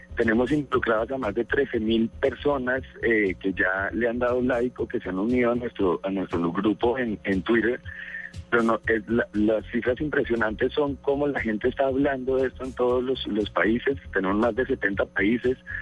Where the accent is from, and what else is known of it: Colombia